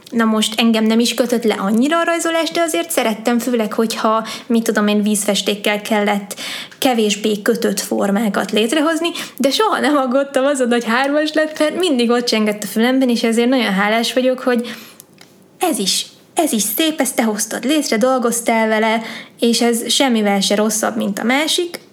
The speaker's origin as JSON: {"language": "Hungarian", "town": "Sárvár", "region": "Vas", "country": "Hungary", "tie": "born or raised there", "also_born_or_lived": "Pécs", "moved": "yes", "said": "egy kis városban, ahol én is felnőttem"}